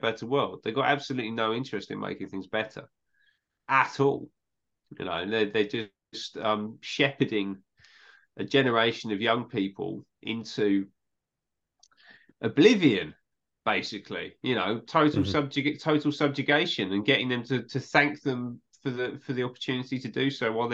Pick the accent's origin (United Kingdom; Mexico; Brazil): United Kingdom; England; I'm from England